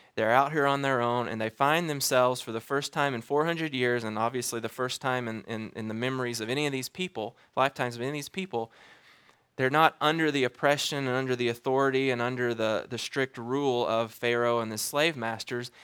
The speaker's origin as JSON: {"language": "English", "region": "Alabama", "country": "United States", "moved": "as an adult", "lives_now": "Wichita, United States", "said": "I'm from Alabama"}